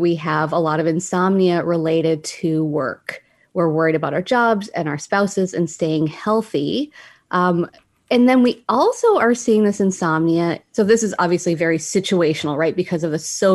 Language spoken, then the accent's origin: English; Canada; now in United States; I'm Canadian.